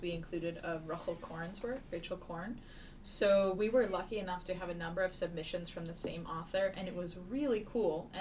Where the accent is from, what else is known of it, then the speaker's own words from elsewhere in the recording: East Coast, United States; I'm from the East Coast.